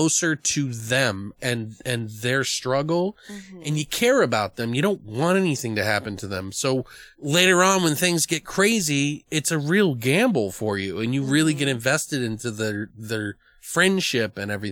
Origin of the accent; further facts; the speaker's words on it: United States; as an American